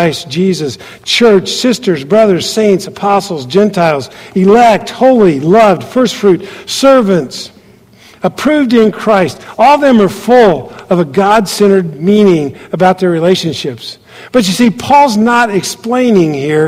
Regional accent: United States; moved away as an adult; also born or lived in Kathmandu, Nepal; being an American in that country

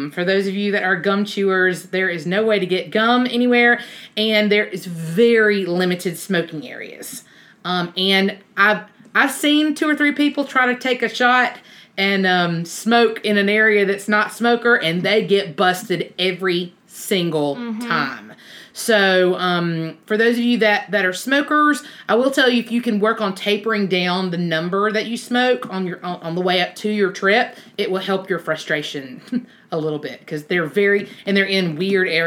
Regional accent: Alabama, United States; We're from Alabama

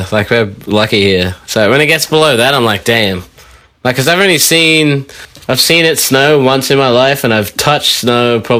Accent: Montreal, Quebec, Canada; I do. I grew up in Montreal.

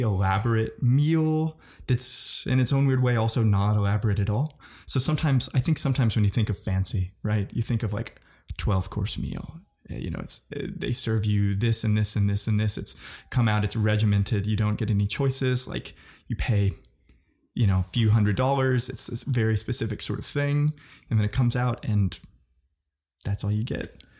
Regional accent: Missouri, United States; I'm from Missouri

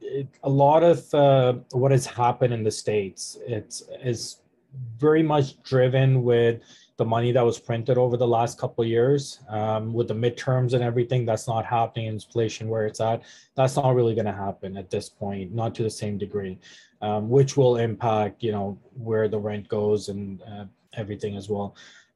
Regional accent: Canada; now in Detroit, United States; Like you said, even though I am in Detroit, I'm still Canadian. I'm still paying taxes there.

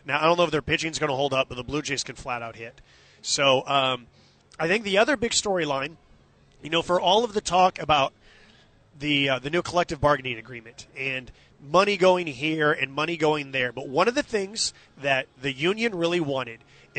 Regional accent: Bay Area, California, United States; moved away as an adult; also born or lived in San Diego; now in Albuquerque, United States; I'm from the Bay Area

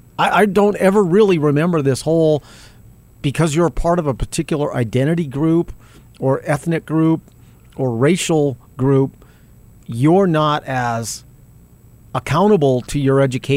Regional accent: South Valley, New Mexico, United States; because I'm black and I'm transgender and I'm from South Valley or whatever the hell, that defines me.

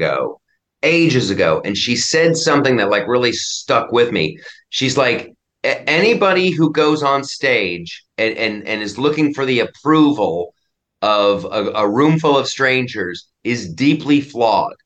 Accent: Columbus, Ohio, United States; I grew up in Columbus, Ohio

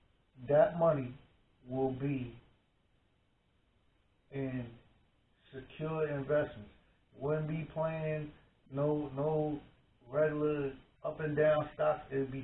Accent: Mount Vernon, New York, United States; moved away; Growing up in Mount Vernon

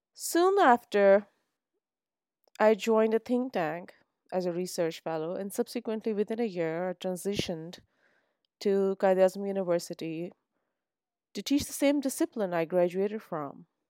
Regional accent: Islamabad, Islamabad Capital Territory, Pakistan; moved away; also born or lived in Bahawalpur, Punjab, Pakistan; I was born in Pakistan, Bahawalpur, the South Punjab. Was few months old when my father's job brought us to Islamabad. and then it became our home place

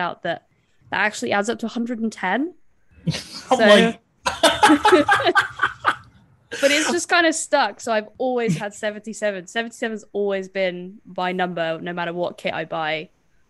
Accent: Trowbridge, South West England, United Kingdom; Trowbridge is my hometown, which is just outside Bath

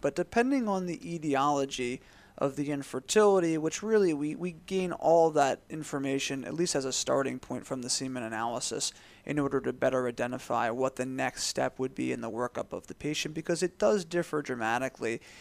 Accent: Philadelphia, Pennsylvania, United States; moved away as an adult; also born or lived in Tampa, Florida; I grew up in the Philadelphia area.

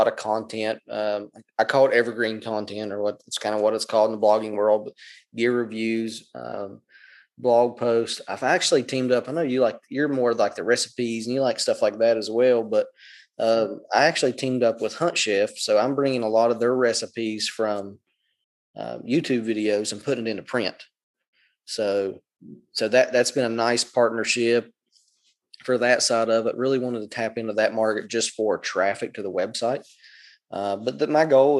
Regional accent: Southern West Virginia, United States; moved away; I come from Southern West Virginia where you don't have flat ground.

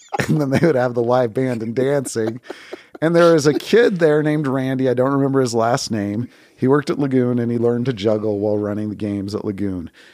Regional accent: Bountiful, Utah, United States; I grew up in Bountiful, Utah

